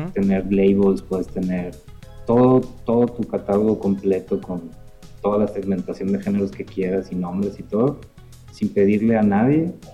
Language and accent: Spanish; northern Mexico, Mexico; de acá del norte éramos